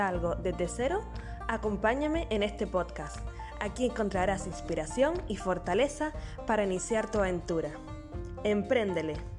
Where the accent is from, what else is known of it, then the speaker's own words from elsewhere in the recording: Canary Islands, Spain; nacida en Canarias